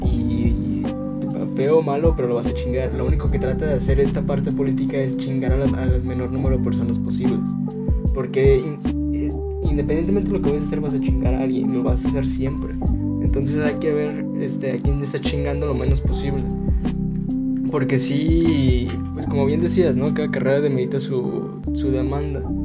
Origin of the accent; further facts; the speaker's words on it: Mexico; como mexicano